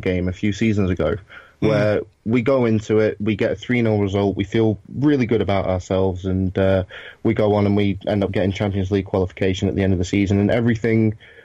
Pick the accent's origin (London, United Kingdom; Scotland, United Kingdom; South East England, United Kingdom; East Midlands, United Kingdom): East Midlands, United Kingdom; Lincolnshire; I'm from Lincolnshire in England